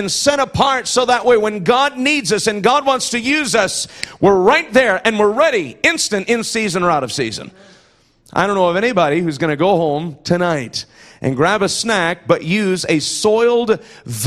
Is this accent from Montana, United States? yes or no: no; Iowa, United States; moved away; I'm from Iowa